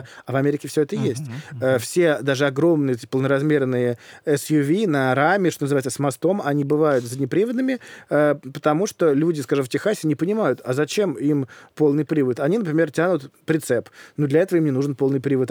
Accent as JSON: {"language": "Russian", "region": "Moscow", "country": "Russia", "tie": "born or raised there", "said": "я в детстве жил в Москве"}